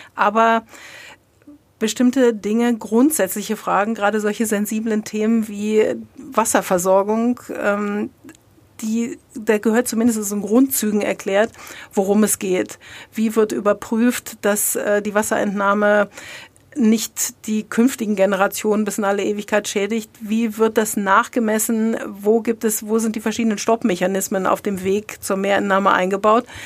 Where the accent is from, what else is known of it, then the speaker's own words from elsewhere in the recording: Lower Saxony, Germany; moved away as an adult; also born or lived in Bochum; now in Treuchtlingen, Germany; ich bin in Niedersächsen. Ich hab, bin der Liebe wegen in Franken.